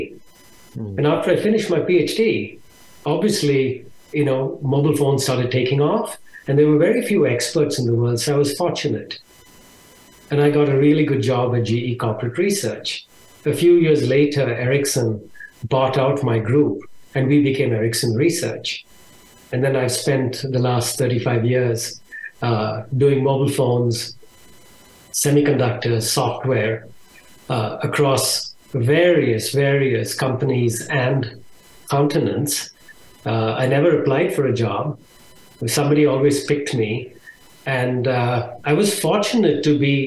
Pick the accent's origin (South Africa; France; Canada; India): India; moved away as an adult; now in Austin, United States; I was born in India, and I lived there for a little over 23 years